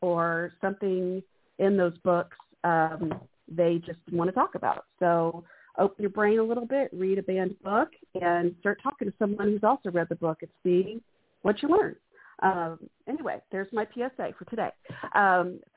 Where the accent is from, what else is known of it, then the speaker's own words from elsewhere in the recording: Texas, United States; I was born in Texas.